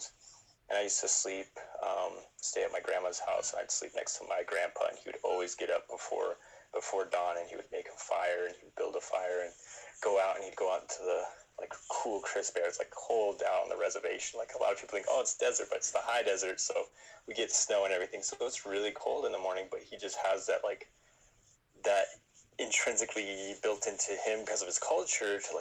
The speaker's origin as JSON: {"language": "English", "town": "Ganado", "region": "Arizona", "country": "United States", "tie": "born or raised there", "said": "from the Navajo Nation, specifically born and raised in Ganado, Arizona, straight up Rez dog through and through."}